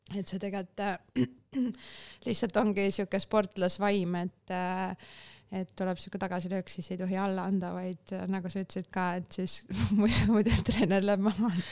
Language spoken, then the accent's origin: Estonian; Vinni, Lääne-Viru County, Estonia; ma olen Vinnist pärit, Vinni lähedalt Pajustist